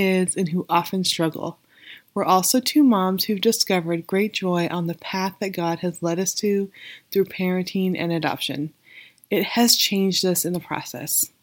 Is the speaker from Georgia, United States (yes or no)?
no; Weed, California, United States; also born or lived in Redding, California; I grew up in Weed, which is not far from Reading